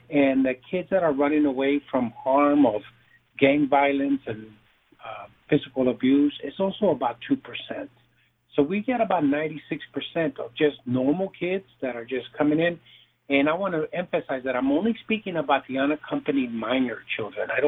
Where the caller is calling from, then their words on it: Texas, United States; I'm in the south southern part of Texas.